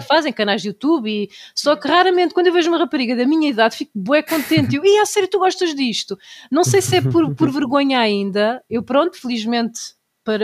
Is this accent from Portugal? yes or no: yes; Tomar, Centro, Portugal; Vocês não conhecem o carnaval da minha terra, não existe nenhum em Portugal igual ao da Linha linhaceira do Conselho de Tomar